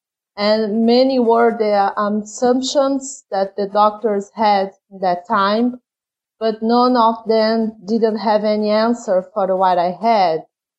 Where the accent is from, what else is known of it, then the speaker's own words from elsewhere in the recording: Brazil; English is a second language; Yes, sorry about my funny accent.